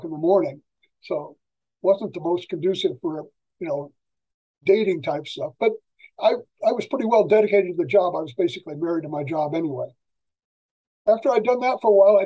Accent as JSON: {"language": "English", "region": "Michigan", "country": "United States", "tie": "born or raised there", "also_born_or_lived": "Kentucky", "moved": "as an adult", "lives_now": "Long Beach, United States", "said": "I was born and raised in Michigan, lived there until I was graduated from high school, and I went to college in Kentucky"}